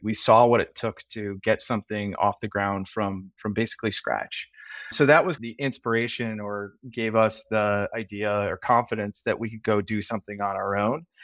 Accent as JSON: {"language": "English", "town": "Chicago", "region": "Illinois", "country": "United States", "tie": "born or raised there", "also_born_or_lived": "Ohio / San Francisco", "moved": "as an adult", "said": "I am a uh, native Chicagoan, uh, born and raised"}